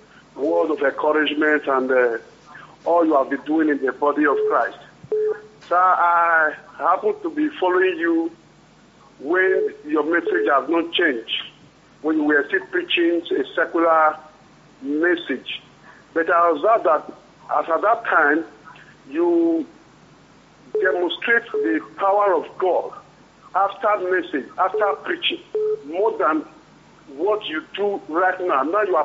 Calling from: France; I'm Pastor … calling from France, sir.

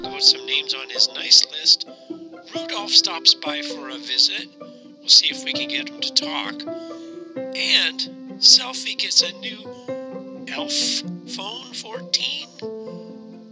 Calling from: Saskatoon, Saskatchewan, Canada; I am calling from Saskatoon, Saskatchewan.

